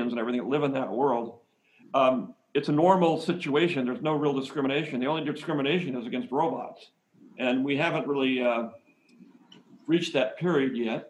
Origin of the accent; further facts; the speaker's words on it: San Francisco, California, United States; I'm from California. I'm from San Francisco, the Zen Buddhism capital of the United States.